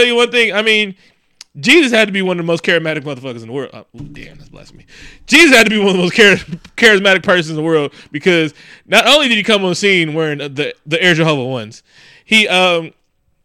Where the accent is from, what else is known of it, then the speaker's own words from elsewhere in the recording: the Bay Area, California, United States; we're from the Bay